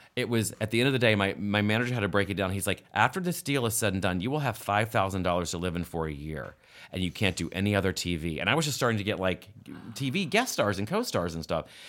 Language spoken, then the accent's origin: English; West Virginia, United States; moved away; I grew up in West Virginia in a house that was built in seventeen, in seventeen ninety-nine called Mill Meadow